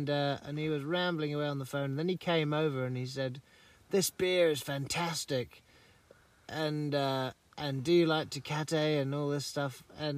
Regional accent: England, United Kingdom; if you know that I'm English

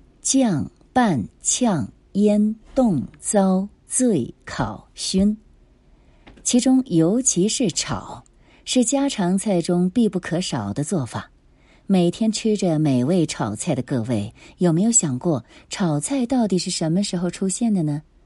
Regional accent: Shandong, China; 我是山东人，我们山东小时候过端午节包粽子就是用的黍子。我在二十岁之前在老家过端午节吃的粽子都是黍子做的。

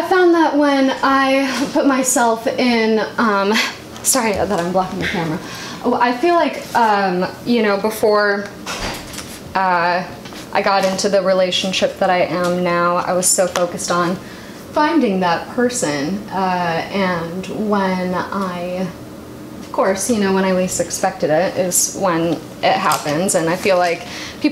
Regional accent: Anaheim, California, United States; moved away; My family lives out there, over in Anaheim. That's where I was born

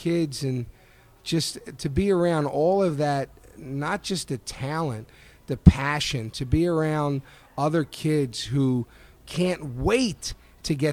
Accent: Philadelphia, Pennsylvania, United States; I'm like from South Philly.

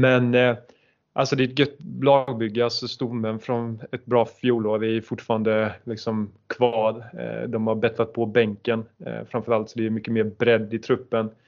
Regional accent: Halmstad, Halland County, Sweden; vi är från Halmstad

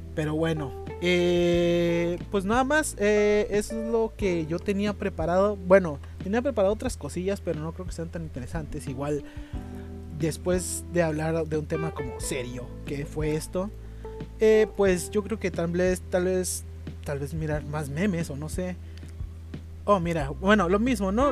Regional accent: Tijuana, Baja California, Mexico; en Tijuana, en Baja California, eh, de donde yo soy

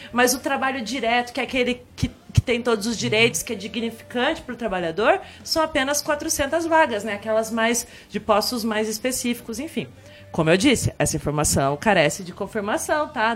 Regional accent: Telêmaco Borba, Paraná, Brazil; now in Ponta Grossa, Brazil; lá em Telemaco morava numa casa com quintalzão, tá, pegava meu violão, curtia um monte. Cheguei aqui em Ponta Grossa

